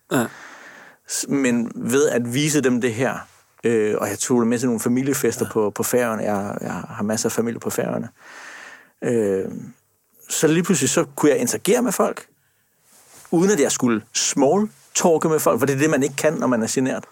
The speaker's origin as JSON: {"language": "Danish", "town": "Sønderborg", "region": "Southern Denmark", "country": "Denmark", "tie": "born or raised there", "said": "Jeg kommer fra Sønderborg"}